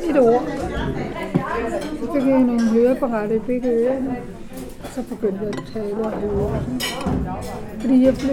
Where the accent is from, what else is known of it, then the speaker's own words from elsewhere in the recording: Pakistan; now in Denmark; Men vi er pakistanere, vi bor tæt på hinanden og sådan